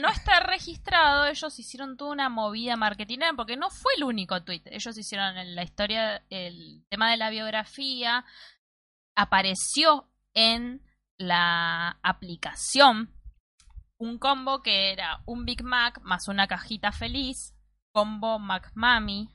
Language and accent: Spanish; Mar del Plata, Buenos Aires Province, Argentina; Acá le decimos granjas en Mar del Plata